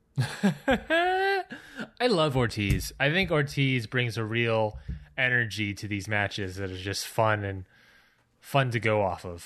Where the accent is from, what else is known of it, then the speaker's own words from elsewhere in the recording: Baltimore, Maryland, United States; now in Georgia, United States; my hometown of Baltimore, Maryland